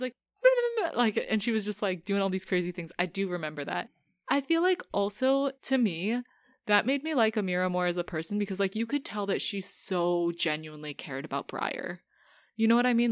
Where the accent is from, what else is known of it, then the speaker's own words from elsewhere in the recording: United States; as an American